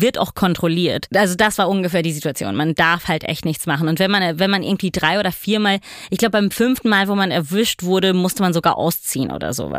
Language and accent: German; Italy; moved away as an adult; also born or lived in New York; ich komme aus Italien